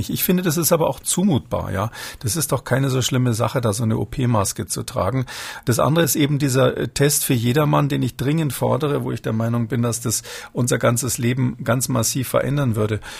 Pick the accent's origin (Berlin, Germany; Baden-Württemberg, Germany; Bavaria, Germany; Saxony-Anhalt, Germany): Bavaria, Germany; Munich; born there; ich bin in München geboren